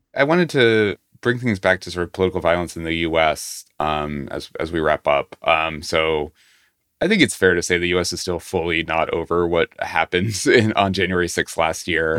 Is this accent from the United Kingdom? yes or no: no; United States; as an American